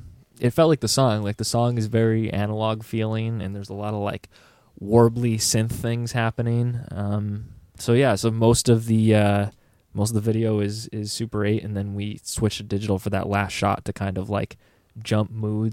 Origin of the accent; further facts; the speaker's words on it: Greece, New York, United States; But yeah, we're all from Greece. So we're kind of in the thick of Kodak Park.